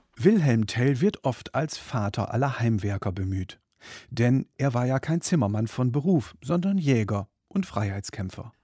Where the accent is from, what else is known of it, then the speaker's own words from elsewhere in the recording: Germany; In meiner Kindheit in der Bundesrepublik der 1970er